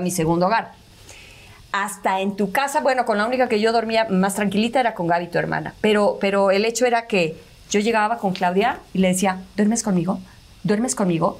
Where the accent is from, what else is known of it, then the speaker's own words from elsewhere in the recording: Mexico City, Mexico; Ya que nació Oscar, mi hermano se vinieron a vivir a México nacimos otros cinco